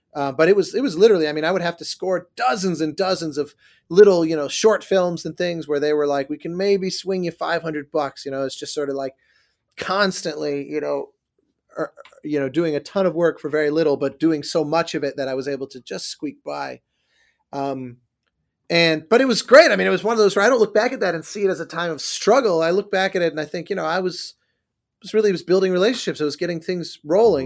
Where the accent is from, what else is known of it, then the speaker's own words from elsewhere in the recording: Denver, Colorado, United States; moved away as an adult; also born or lived in Manhattan, New York; now in Los Angeles, United States; I grew up in Denver before that.